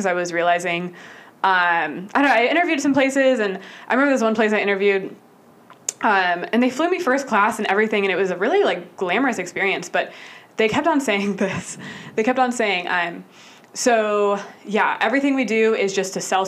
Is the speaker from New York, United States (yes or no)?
no; Austin, Texas, United States; moved away as an adult; now in Atlanta, United States; I moved to Atlanta from my hometown of Austin 4 years ago